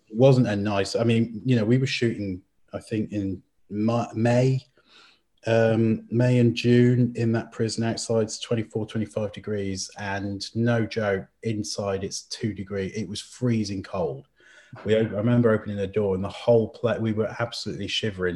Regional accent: Llandudno, Wales, United Kingdom; moved away; also born or lived in Criccieth, Wales; I went back to my hometown of Llandudno in North Wales.

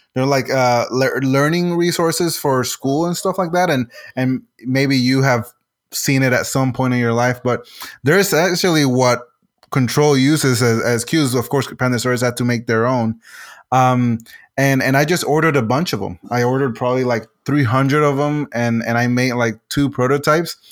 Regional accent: Puerto Rico; first language Spanish; English is a second language; I'm originally from Puerto Rico, uh, so my main language is Spanish

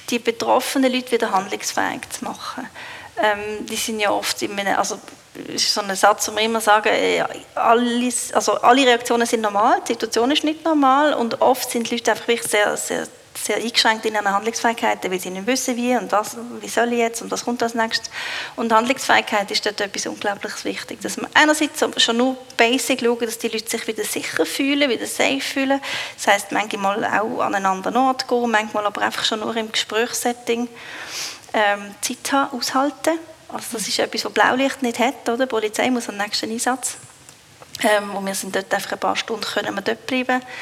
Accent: Switzerland; Ich glaube, in dem sind wir Schweizer nicht so gut.

